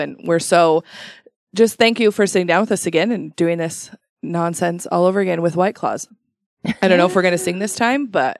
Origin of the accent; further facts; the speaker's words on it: Shelley, Idaho, United States; I grew up in Shelley and never once worked in the potatoes ever.